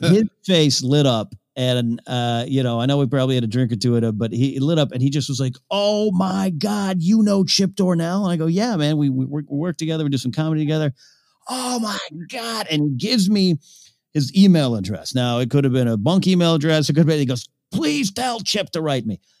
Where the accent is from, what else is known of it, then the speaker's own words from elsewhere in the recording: Pismo Beach, California, United States; moved away; my hometown in Pismo Beach